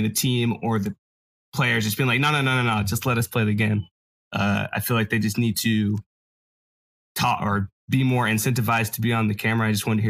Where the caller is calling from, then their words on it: Olympia, Washington, United States; I'm calling from Olympia, Washington.